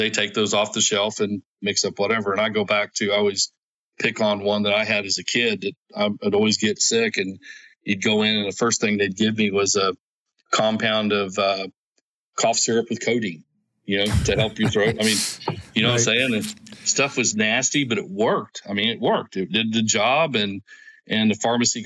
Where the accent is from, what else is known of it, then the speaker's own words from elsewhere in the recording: Oklahoma, United States; I'm from Oklahoma